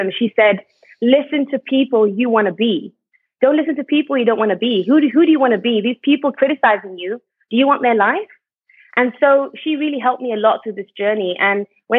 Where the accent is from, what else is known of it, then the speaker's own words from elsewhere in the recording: United Kingdom; moved away as an adult; now in Malaysia; I'm originally British, but I moved to Malaysia